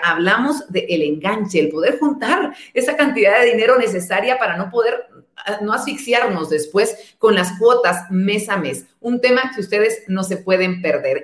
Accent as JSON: {"language": "Spanish", "country": "Guatemala"}